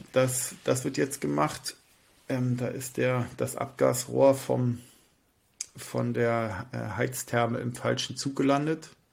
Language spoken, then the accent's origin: German; Hamburg, Germany; bei uns in Hamburg